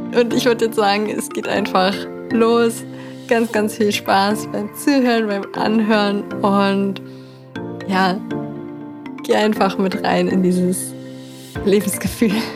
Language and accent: German; Berlin, Germany; wohne in Berlin. Ich komme auch aus Berlin.